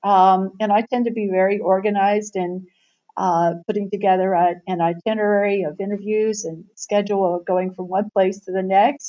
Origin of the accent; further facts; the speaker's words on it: Lancaster, Ohio, United States; moved away; I grew up in Ohio, so I grew up in southern Ohio